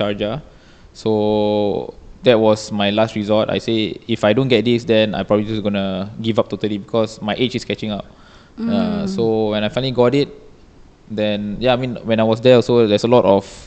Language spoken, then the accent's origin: English; Singapore; typical Singaporean